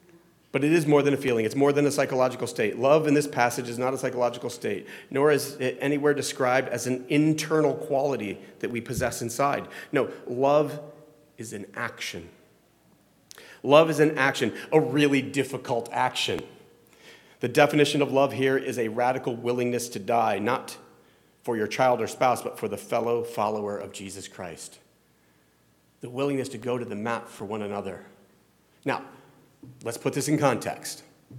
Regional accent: Midwest, United States; I'm from the South. I'm from the Midwest.

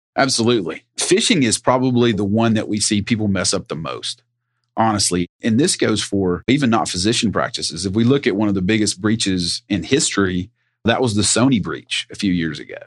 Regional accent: Sevier County, Tennessee, United States; also born or lived in Knoxville, Tennessee; I am originally from Sevier County, Tennessee, home of Dolly Parton

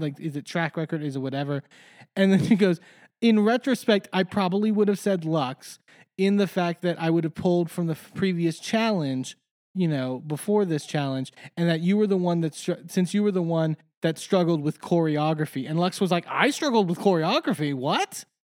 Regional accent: Texas, United States; moved away as an adult; now in Pittsburgh, United States; I grew up in Texas since I was four years old

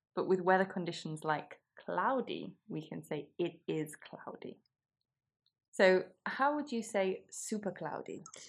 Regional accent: England, United Kingdom; now in Milan, Italy; we English

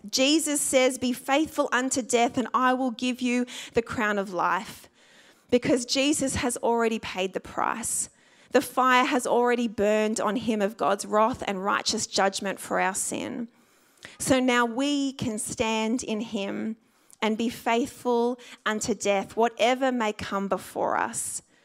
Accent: Sydney, New South Wales, Australia; I grew up in the Sutherland Shire

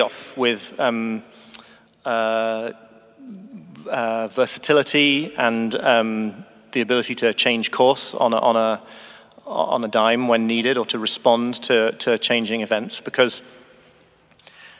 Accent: the north of Britain, the north of England, United Kingdom; I'm British too. And moreover, from a part of Britain in the north where you really do have to learn to find pleasure in a walk on a windy hillside

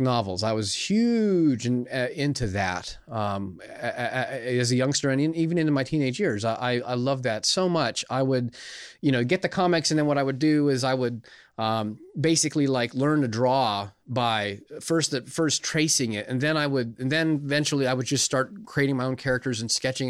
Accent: California, United States; moved away; when I was growing up in California

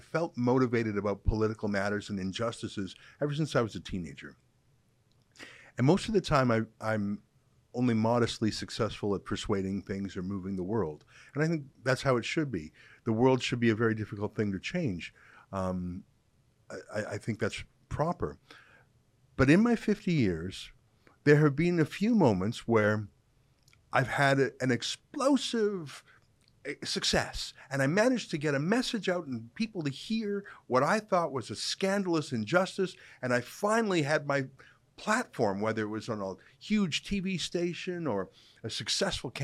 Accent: Canada; As a Canadian

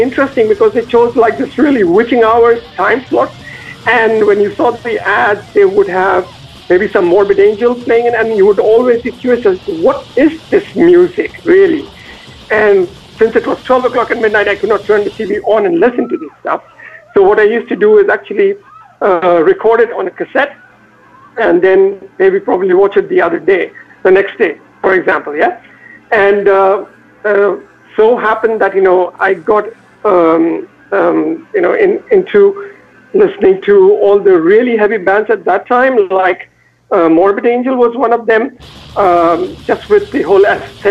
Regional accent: North India, India; moved away as an adult; now in Zurich, Switzerland; I'm from, I would say, North India pretty much. I grew up in an industrial town which makes steel and automobiles

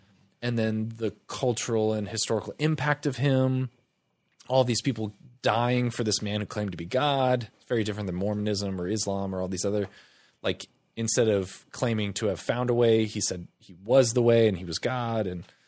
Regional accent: Tampa, Florida, United States; We moved around a lot, but for the most part, Tampa.

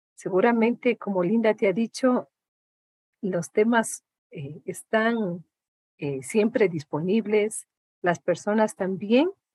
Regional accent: Imbabura, Ecuador; yo vengo de, eh, de una de las provincias más lindas del Ecuador, que es la provincia de Imbabura

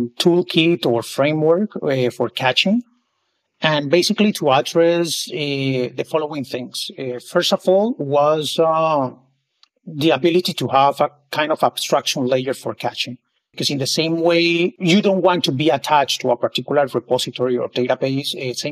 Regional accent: Colombia; now in Barcelona, Spain; So right now I'm based in Barcelona, Spain. I moved here for work purposes 3 years ago, but I'm originally from Colombia.

